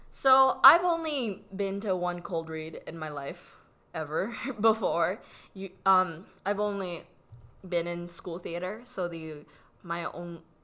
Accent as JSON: {"language": "English", "country": "Philippines", "tie": "born or raised there", "accent": "Filipino", "moved": "yes", "said": "I was born in the Philippines and I had a Filipino accent for the majority of my life. I still kind of do with certain words."}